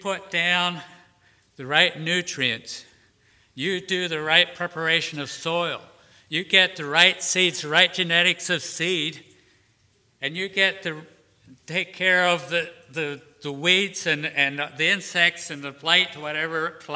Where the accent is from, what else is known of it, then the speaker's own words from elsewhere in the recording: Pennsylvania, United States; now in Shenandoah Valley, United States; I grew up in Pennsylvania